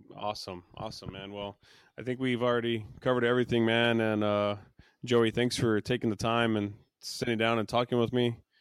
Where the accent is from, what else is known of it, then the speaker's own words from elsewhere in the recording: Texas, United States; I'm from Texas